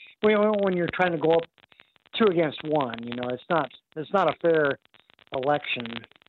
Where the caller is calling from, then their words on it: Arkansas, United States; I'm from Arkansas.